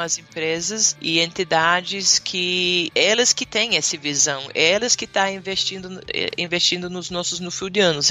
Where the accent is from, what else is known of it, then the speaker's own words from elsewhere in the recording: Western Australia, Australia; Portuguese is a second language; moved away as an adult; also born or lived in Bahia, Brazil; now in Brazil; eu cresci na Austrália